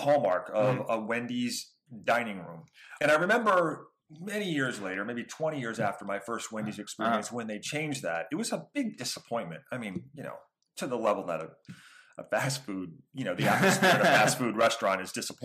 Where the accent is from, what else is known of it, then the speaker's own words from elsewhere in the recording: outside of Pittsburgh, Pennsylvania, United States; growing up outside of Pittsburgh